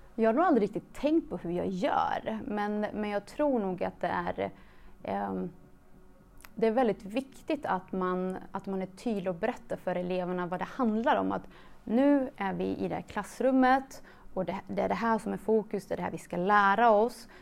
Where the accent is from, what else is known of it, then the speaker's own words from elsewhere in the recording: Mariestad, Västra Götaland, Sweden; also born or lived in Kosovo; jag, är uppvuxen i en liten stad, Mariestad, som ligger i Västergötland. Eh, är född i Kosovo. Så jag flydde till Sverige när jag var fem år gammal